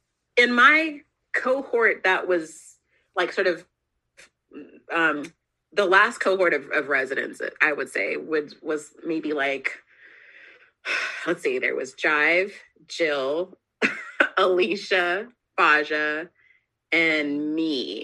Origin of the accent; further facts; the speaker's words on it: Alaska, United States; also born or lived in California / Germany / Ohio / Texas; I was born in California. We moved to Germany. I was raised in Alaska for a very long time. We moved to Ohio and then we moved to Texas.